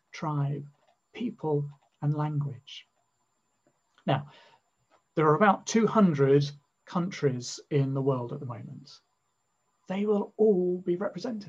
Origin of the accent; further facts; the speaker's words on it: England, United Kingdom; first language English; as an Englishman living in England, I'm so used to my mother tongue being the majority language.